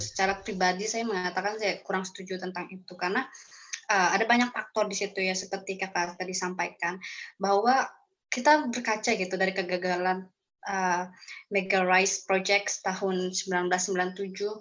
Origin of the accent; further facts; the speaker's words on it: Kalimantan, Indonesia; saya lahir dan besar di Kalimantan dan saya juga adalah um, indigenous people atau uh, masyarakat adat Dayak